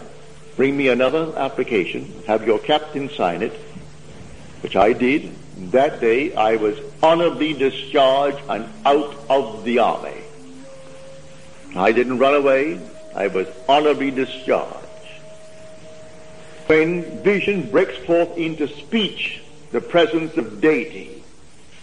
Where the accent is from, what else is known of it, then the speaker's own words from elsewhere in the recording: United Kingdom; moved away as an adult; now in United States; being a citizen of Britain